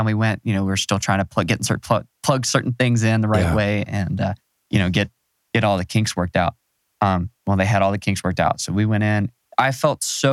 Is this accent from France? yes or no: no; Macon, Georgia, United States; I'm from Macon